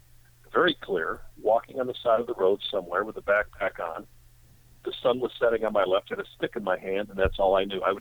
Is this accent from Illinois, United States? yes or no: yes; Chicago, Illinois, United States; I grew up in Chicago